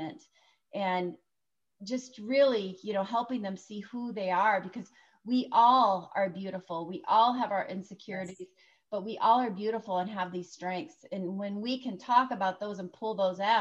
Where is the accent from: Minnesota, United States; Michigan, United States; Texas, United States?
Minnesota, United States; Prior Lake; I'm from Prior Lake, Minnesota